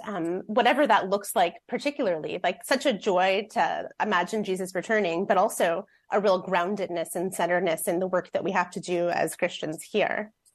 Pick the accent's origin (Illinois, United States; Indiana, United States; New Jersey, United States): Indiana, United States; Fort Wayne; moved away as an adult; now in Seattle, United States; I've been in Seattle about eighteen years, but I grew up in Fort Wayne, Indiana